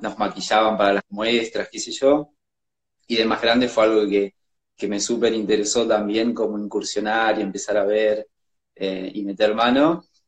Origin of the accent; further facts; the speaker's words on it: Jujuy, Argentina; moved away as an adult; now in Buenos Aires, Argentina; yo soy de Jujuy